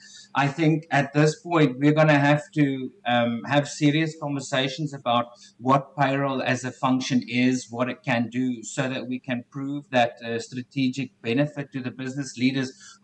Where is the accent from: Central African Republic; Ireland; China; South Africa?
South Africa; accent: South African; moved away as an adult; now in Canada; born and raised in South Africa. And about 4 years ago, I upped and left and I now live in Canada